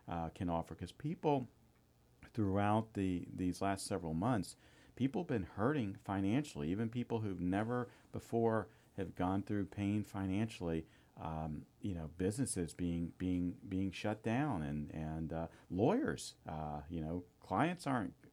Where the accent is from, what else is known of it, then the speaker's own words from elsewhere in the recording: Tampa, Florida, United States; also born or lived in Sarasota; I'm basically a Tampa native, but I was born in Sarasota.